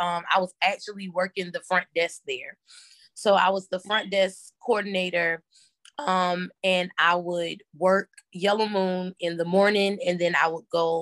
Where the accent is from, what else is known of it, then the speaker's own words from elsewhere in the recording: Orangeburg, South Carolina, United States; moved away as an adult; now in Columbia, United States; I'm originally from a small town called Orangeburg, South Carolina